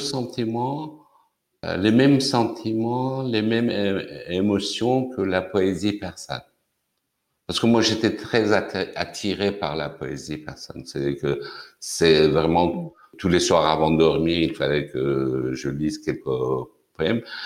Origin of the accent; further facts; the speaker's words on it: Tehran, Tehran Province, Iran; French is a second language; moved away as an adult; now in France; je suis né à, Téhéran en 1955. évidemment, euh, quand j'étais étudiant, comme beaucoup d'autres étudiants iraniens